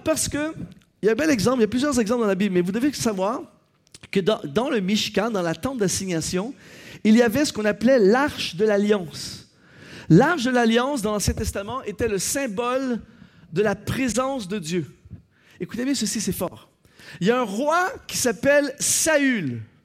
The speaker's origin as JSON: {"language": "French", "country": "Canada", "said": "Chez nous, au Canada"}